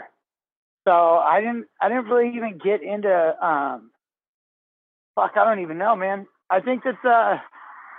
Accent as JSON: {"language": "English", "area": "Bay Area", "region": "California", "country": "United States", "tie": "born or raised there", "said": "growing up in the Bay Area"}